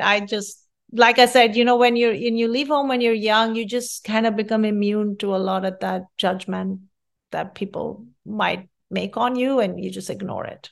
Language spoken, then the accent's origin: English; India; moved away as an adult; also born or lived in Rochester, New York / Fairfax, Virginia; now in California, United States; I'm from India, and culturally, we strive our hardest to study